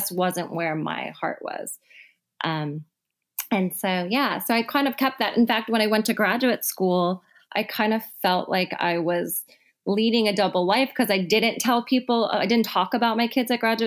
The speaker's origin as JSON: {"language": "English", "region": "Midwest", "country": "United States", "moved": "yes", "lives_now": "San Francisco, United States", "said": "I'm from the Midwest"}